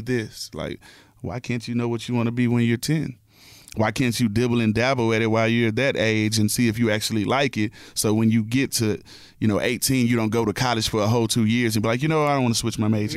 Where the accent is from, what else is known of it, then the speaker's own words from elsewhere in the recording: Houston, Texas, United States; I'm from Houston